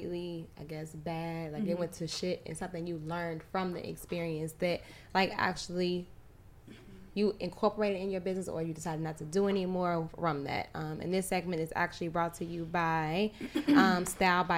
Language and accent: English; Chicago, Illinois, United States; I'm from Chicago. Born and raised